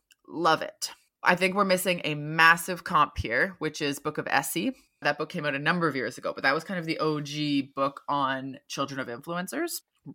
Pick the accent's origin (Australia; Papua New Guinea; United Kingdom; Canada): United Kingdom; now in San Francisco, United States; I'm a British writer and social media marketer living and working in San Francisco, which I've called home since 2014.